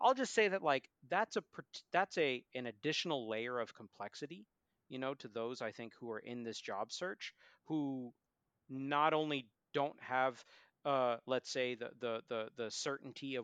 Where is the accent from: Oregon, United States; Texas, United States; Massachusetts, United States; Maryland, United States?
Massachusetts, United States; Boston; now in Philadelphia, United States; I'm an American citizen, born and raised in Boston, I live in Philadelphia.